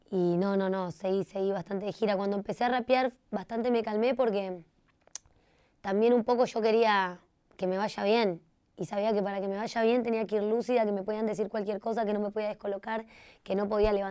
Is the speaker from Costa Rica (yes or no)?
yes; Costa Rica; moved away; Viví con ella, bueno, desde que me vine de Costa Rica